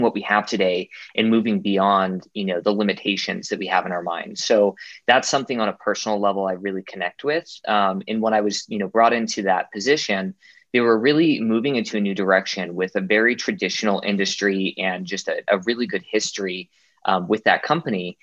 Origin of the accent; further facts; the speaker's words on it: Utah, United States; also born or lived in Virginia / Illinois; I'm a local, born and raised in Utah